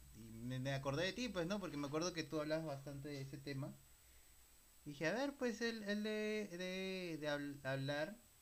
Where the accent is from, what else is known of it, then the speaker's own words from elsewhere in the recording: Peru; ambos somos peruanos